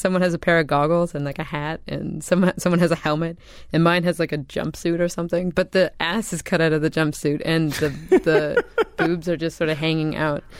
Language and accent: English; Canada; I'm from Canada